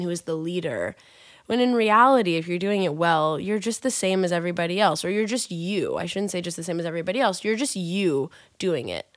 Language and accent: English; Kansas, United States; I'm from Kansas